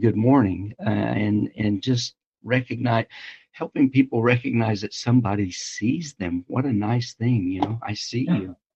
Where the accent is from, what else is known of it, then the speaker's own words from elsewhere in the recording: Illinois, United States; When I was a little boy, like growing up in Illinois